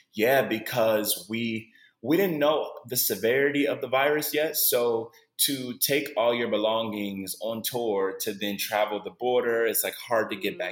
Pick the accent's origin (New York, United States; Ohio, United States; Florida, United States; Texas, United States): Ohio, United States; Cleveland; moved away as an adult; now in Los Angeles, United States; I'm born and raised in Cleveland, Ohio